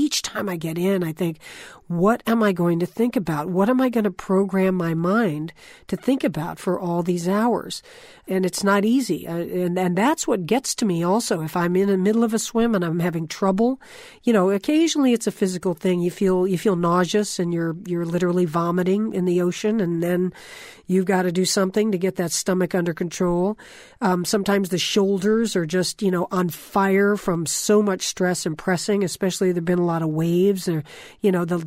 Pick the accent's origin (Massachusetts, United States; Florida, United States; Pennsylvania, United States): Florida, United States; I grew up in Florida, right on the ocean.